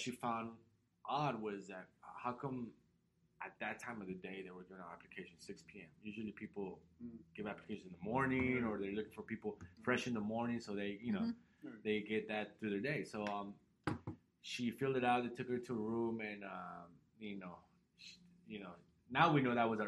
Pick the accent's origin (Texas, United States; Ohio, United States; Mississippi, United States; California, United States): California, United States; Los Angeles; moved away; I was raised in Los Angeles